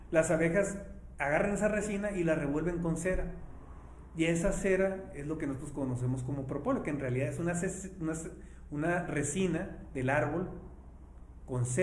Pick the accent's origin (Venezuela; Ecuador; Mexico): Mexico; Ciudad Obregón, Sonora; soy de Obregón